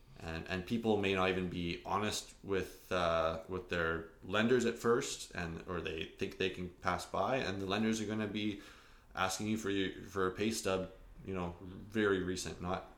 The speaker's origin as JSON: {"language": "English", "region": "Alberta", "country": "Canada", "lives_now": "Kelowna, Canada", "said": "like I came from Alberta. I came here, I wanted to buy a house in the hills with a lake view."}